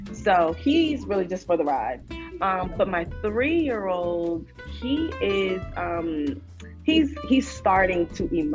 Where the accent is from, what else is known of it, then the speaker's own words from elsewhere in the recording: Virginia Beach, Virginia, United States; also born or lived in Portsmouth, Virginia / Hampton, Virginia; I actually grew up for the first part of my life, probably up until I was 13, out in Virginia Beach, the Kempsville area